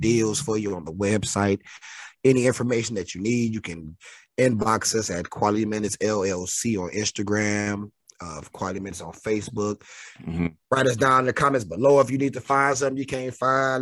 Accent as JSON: {"language": "English", "town": "Detroit", "region": "Michigan", "country": "United States", "said": "I'm from Detroit."}